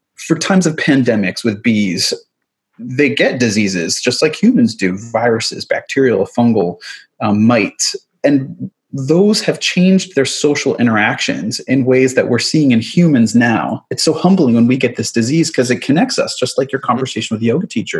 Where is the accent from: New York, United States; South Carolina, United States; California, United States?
New York, United States; suburb of New York City, United States; also born or lived in Manhattan, New York; I grew up in the suburb of New York City. My, I was born in Manhattan